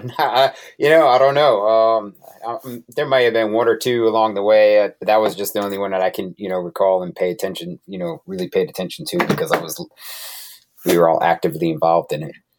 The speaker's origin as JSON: {"language": "English", "region": "Connecticut", "country": "United States", "moved": "yes", "said": "I'm originally from Connecticut"}